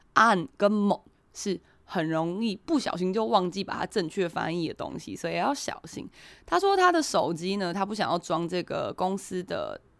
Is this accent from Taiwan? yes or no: yes; Taiwan; 我们台湾人是用Line嘛